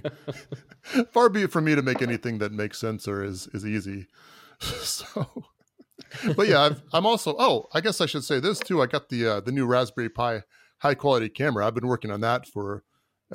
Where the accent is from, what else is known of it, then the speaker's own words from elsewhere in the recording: Florida, United States; I am from Florida.